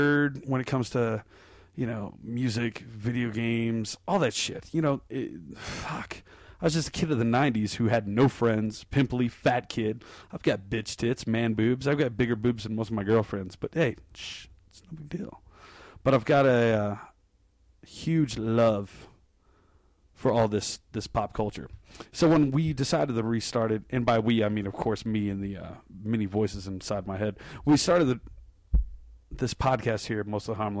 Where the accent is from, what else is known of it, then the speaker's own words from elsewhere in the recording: Colorado Springs, Colorado, United States; I was from Colorado Springs and that I could bring it back to the hometown of Ted Haggard and Focus on the Family and all that, you know, uptight religious bullshit that surrounds me here in my home